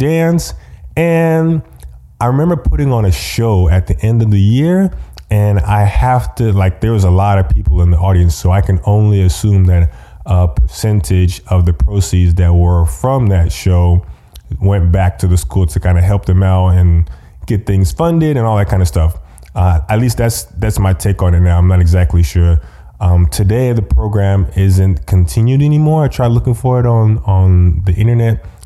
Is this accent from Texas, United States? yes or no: yes; Austin, Texas, United States; also born or lived in Lubbock, Texas / New Brunswick, New Jersey; for fourth grade, we were back in Texas, but we were in Austin, actually, which is actually where I'm living now